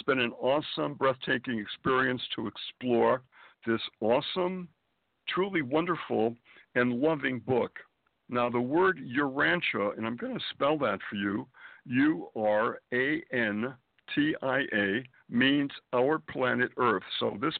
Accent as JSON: {"language": "English", "town": "Springfield", "region": "Massachusetts", "country": "United States", "tie": "born or raised there", "also_born_or_lived": "Boston, Massachusetts / Manhattan, New York", "moved": "as an adult", "lives_now": "New York City, United States", "said": "I was born and raised in New England, Springfield, Massachusetts, to be precise."}